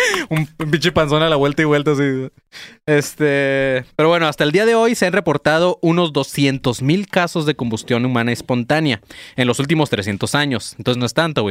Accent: Tijuana, Baja California, Mexico; born or raised there; also born or lived in Colima

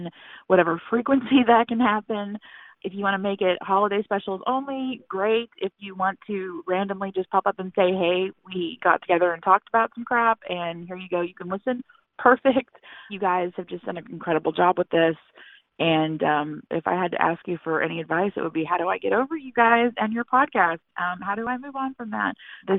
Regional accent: Texas, United States; I'm from Texas

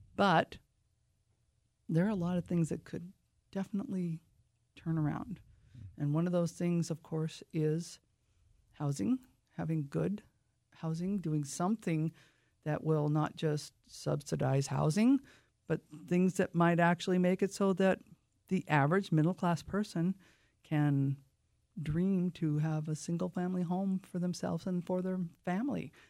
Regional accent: Lake Whatcom, Washington, United States; I was raised on Lake Watcom

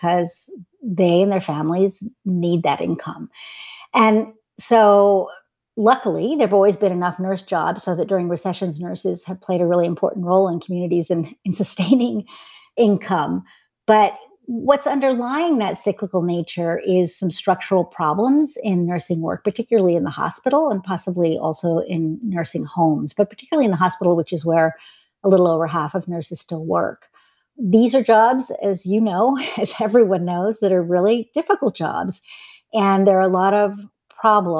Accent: Washington, District of Columbia, United States; moved away as an adult; I came back to DC, which is actually my hometown, in 1998

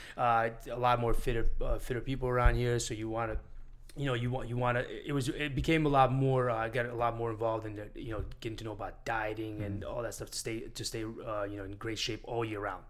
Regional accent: Syracuse, New York, United States; moved away as an adult; also born or lived in Armenia / Miami Beach; now in Miami, United States; I grew up in Syracuse, New York

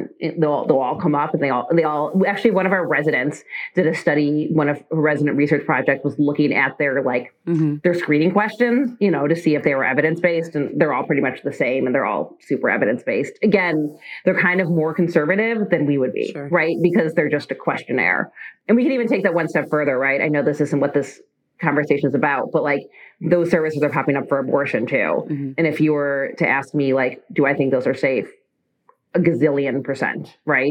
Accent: Chicago, Illinois, United States; I grew up in the North Shore of Chicago

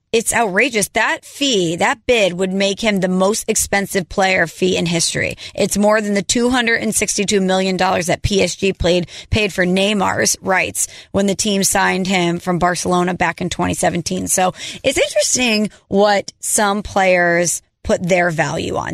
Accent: St. Louis, Missouri, United States; I am a girl from Saint Louis

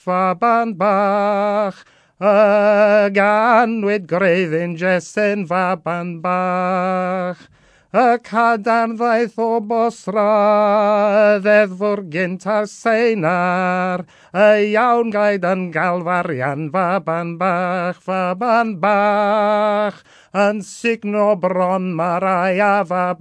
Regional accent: Wales, United Kingdom; I come from Gwynedd, I come from the west of Wales and northwest of Wales.

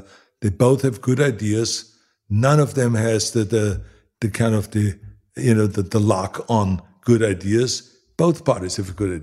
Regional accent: Austria; moved away as an adult; now in Los Angeles, United States; I grew up in Austria

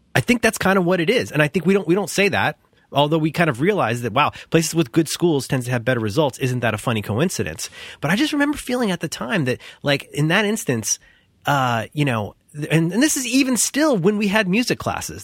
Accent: Cincinnati, Ohio, United States; I grew up in Cincinnati, where we had a really good public school system

